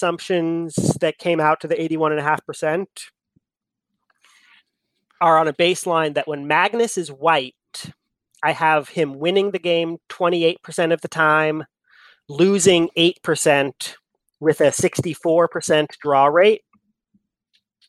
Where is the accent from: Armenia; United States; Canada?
United States; Eugene, Oregon; Born and raised in Eugene, Oregon